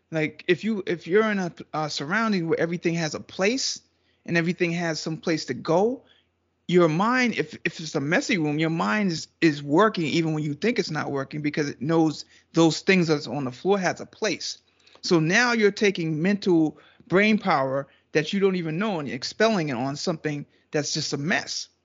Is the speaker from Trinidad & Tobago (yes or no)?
yes; Trinidad & Tobago